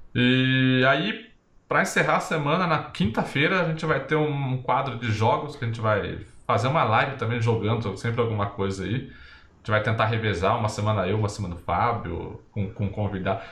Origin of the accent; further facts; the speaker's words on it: Brazil; como bom brasileiro